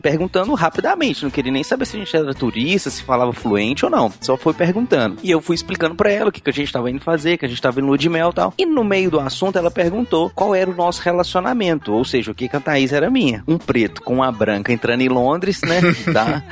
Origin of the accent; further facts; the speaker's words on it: Brazil; sou brasileiro